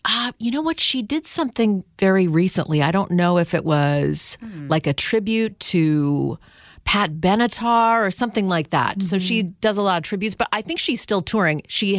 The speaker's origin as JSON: {"language": "English", "town": "Ottawa", "region": "Ontario", "country": "Canada", "tie": "born or raised there", "moved": "yes", "said": "she grew up in Ottawa where I grew up."}